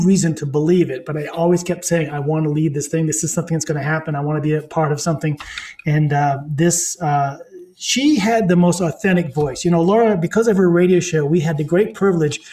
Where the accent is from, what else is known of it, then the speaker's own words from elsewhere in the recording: Maine, United States; being someone who came from the north, I grew up in Maine